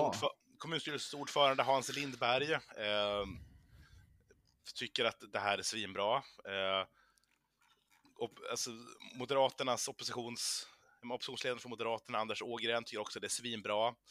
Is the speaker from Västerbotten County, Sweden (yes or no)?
yes; Umeå, Västerbotten County, Sweden; moved away; min hemstad